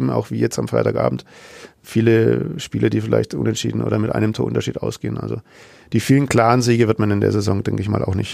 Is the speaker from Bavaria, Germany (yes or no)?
yes; Nuremberg, Bavaria, Germany; natürlich verbindet man als Nürnberger noch sehr schöne Erinnerungen an das letzte Auswärtsspiel in Sandhausen